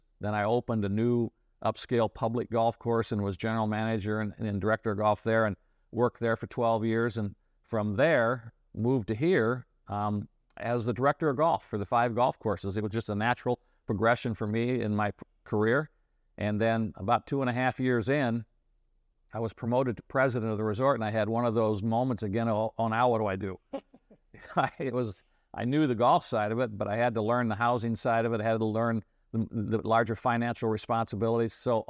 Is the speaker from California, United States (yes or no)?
no; Illinois, United States; I grew up in the Midwest in Illinois, went to a small state school in Illinois, graduated from there, met my wife there.